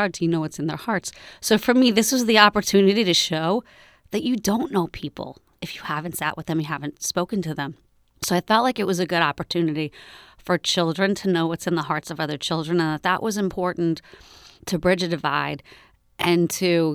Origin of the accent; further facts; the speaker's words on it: New York, United States; now in Berkeley, United States; I grew up in New York, and New York is extremely Zionist